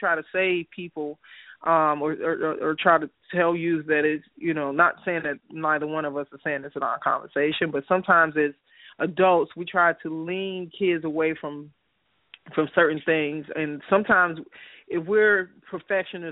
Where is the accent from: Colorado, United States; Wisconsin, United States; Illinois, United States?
Illinois, United States; Chicago; moved away; also born or lived in Stockbridge, Georgia; I was born and raised in Chicago from the South Side